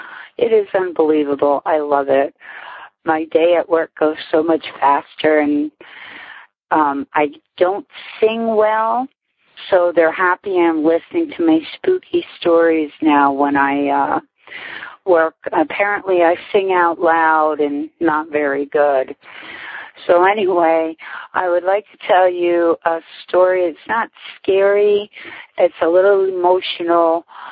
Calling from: Whitehall, Pennsylvania, United States; I'm calling from Whitehall, PA

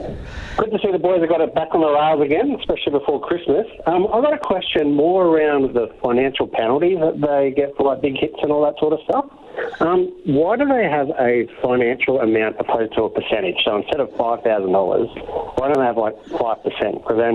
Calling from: Brisbane, Queensland, Australia; I'm calling from Brisbane, Australia here.

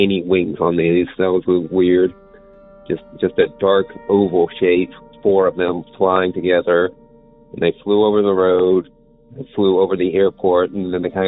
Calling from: Houston, Texas, United States; I'm calling from Houston, Texas

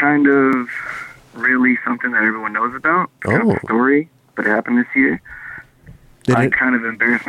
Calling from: Fontana, California, United States; I'm calling from Fontana.

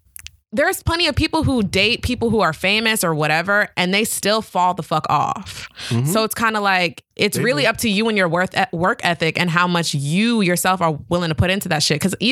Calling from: London, United Kingdom; I'm 17 from London, England.

